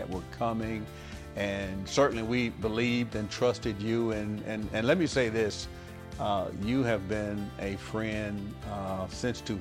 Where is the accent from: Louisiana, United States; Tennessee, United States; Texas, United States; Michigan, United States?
Tennessee, United States; Nashville; growing up in Nashville, Tennessee